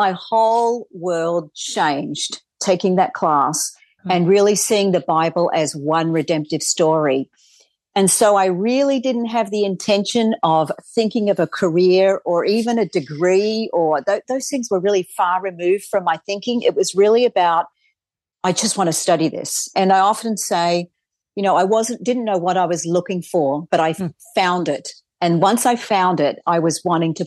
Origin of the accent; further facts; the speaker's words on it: Australia; moved away; I grew up in Australia